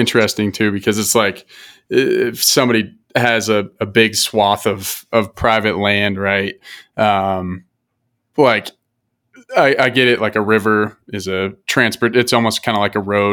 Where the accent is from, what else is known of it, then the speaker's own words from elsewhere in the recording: Colorado, United States; growing up in Colorado